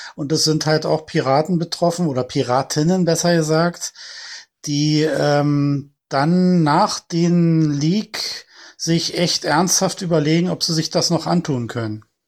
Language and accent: German; Berlin, Germany; ich bin ja selber Berliner, ich sitze ja hier mittendrin